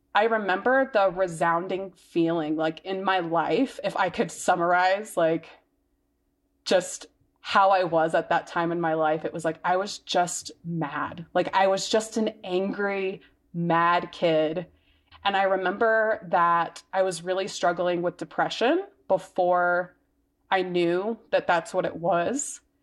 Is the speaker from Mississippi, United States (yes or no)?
yes; Mississippi, United States; now in Denver, United States; I grew up in Mississippi, and it's, like, the middle of, like, it's the Bible Belt